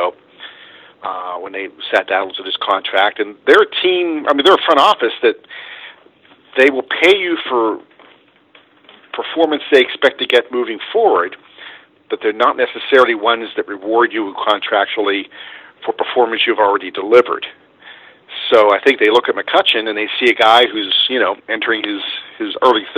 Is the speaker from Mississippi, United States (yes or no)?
no; Pittsburgh, Pennsylvania, United States; I grew up here in Pittsburgh